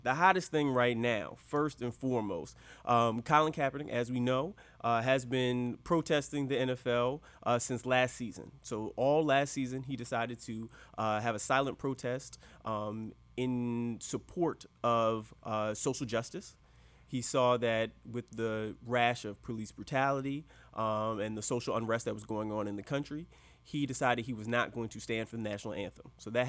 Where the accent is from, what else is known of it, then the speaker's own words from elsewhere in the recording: Baltimore, Maryland, United States; I'm from the Baltimore area, so we are fans of the Ravens